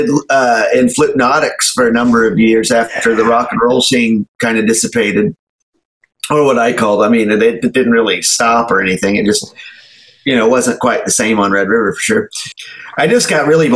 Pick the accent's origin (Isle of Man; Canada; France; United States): United States; Enid, Oklahoma; I'm from Oklahoma, Enid, went to college at Oklahoma State